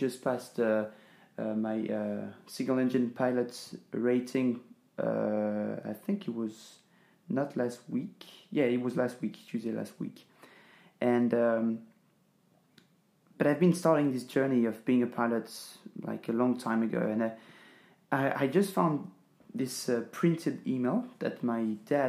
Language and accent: English; France; English is a second language; moved away as an adult; now in Ängelholm, Sweden; I'm this French guy that is working in Sweden